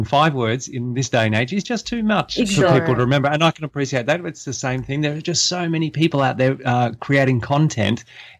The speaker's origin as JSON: {"language": "English", "town": "Melbourne", "region": "Victoria", "country": "Australia", "also_born_or_lived": "Thailand", "moved": "as an adult", "lives_now": "Brisbane, Australia", "said": "We're originally from Melbourne, Chris, but we're currently living in Brisbane because it's much warmer than it is down there in Melbourne."}